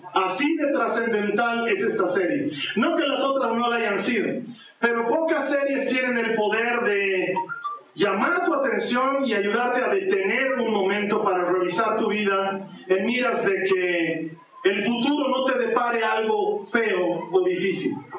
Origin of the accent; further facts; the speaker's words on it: Bolivia; aquí en mi país, en Bolivia